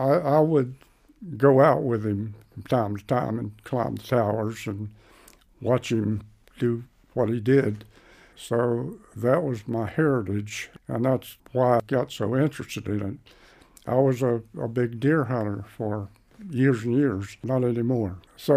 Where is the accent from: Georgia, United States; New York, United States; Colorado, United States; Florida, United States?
Florida, United States; Niceville; also born or lived in Crestview, Florida; When I grew up in Niceville, that was between 1942 and 1960. Niceville had a population of roughly 4,000. You know, to put it mildly, it was a rough and tumble place, mostly fishing and timbering, and Air Force Base, Eglin